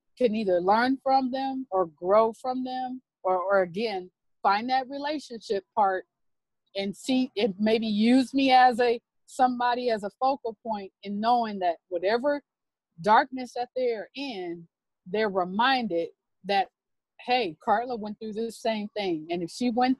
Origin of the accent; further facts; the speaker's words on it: Los Angeles / Bakersfield, California, United States; moved away; my hometown of Los Angeles / Bakersfield, California.